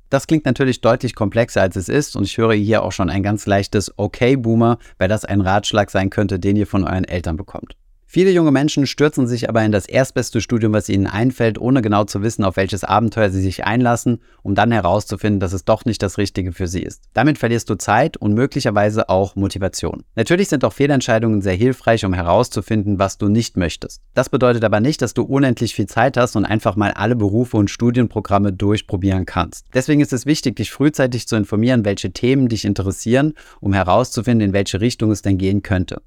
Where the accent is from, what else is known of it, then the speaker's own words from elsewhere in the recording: Saarland, Germany; Da wo ich herkomme, aus dem Saarland